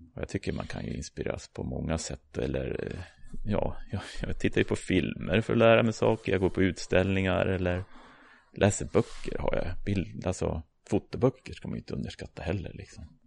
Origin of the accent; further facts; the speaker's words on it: Uppsala, Uppsala County, Sweden; jag är ju uppvuxen här i Uppsala, eller utanför